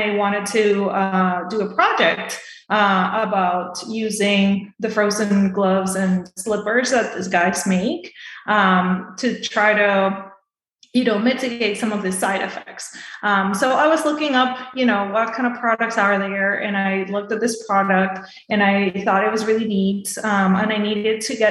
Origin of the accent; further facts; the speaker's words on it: Venezuela; moved away as an adult; also born or lived in Boston, United States; now in Tampa, United States; I'm originally from Venezuela, so I did all my medical school there. And then I came here to the States, to Boston, to do my residency